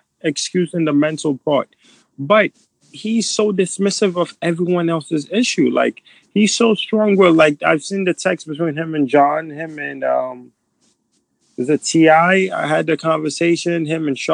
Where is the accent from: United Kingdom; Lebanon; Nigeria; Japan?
Nigeria; moved away; I'm too Nigerian